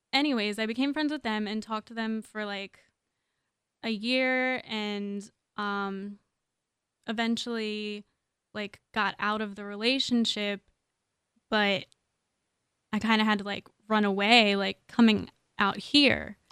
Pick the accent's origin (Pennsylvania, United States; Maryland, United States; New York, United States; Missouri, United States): Maryland, United States; moved away as an adult; now in Los Angeles, United States; I'm from Maryland. I've only lived here for about a year.